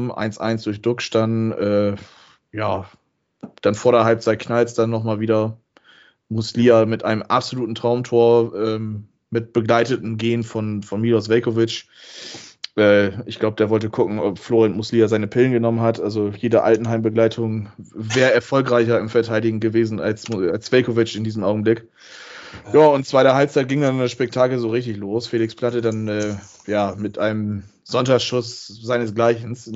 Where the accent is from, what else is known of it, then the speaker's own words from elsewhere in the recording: Bremen, Germany; das sage ich jetzt als Bremer, ob man den so geben muss, weiß ich nicht.